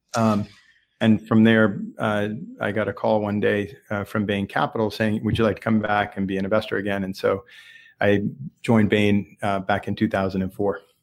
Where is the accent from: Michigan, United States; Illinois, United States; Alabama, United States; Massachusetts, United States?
Massachusetts, United States; Lexington; I'm a local. Uh, grew up in Lexington, Massachusetts